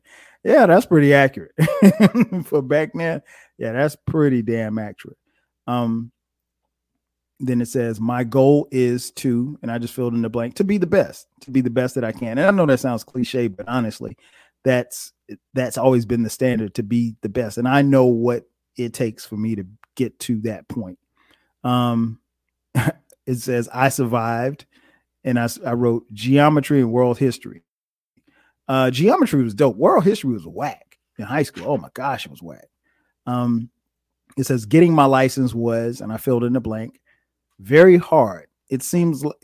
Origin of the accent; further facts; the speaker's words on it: Florence, South Carolina, United States; moved away as an adult; also born or lived in Newark, New Jersey; now in Atlanta, United States; My parents moved when I was 3 to Florence, South Carolina, and that's where I grew up.